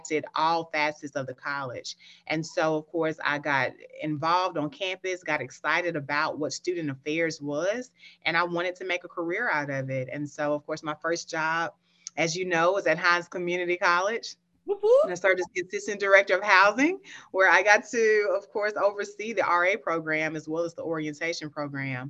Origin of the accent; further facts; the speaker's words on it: Picayune, Mississippi, United States; I'm originally from Picayune, Mississippi. I always like to shout out Picayune because that's home. That's where my upbringing is